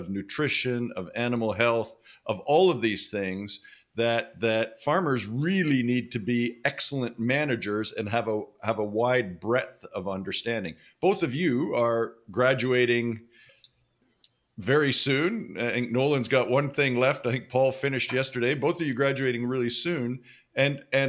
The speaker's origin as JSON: {"language": "English", "region": "Western Canada", "country": "Canada", "tie": "born or raised there", "said": "I grew up in Western Canada and not on a farm"}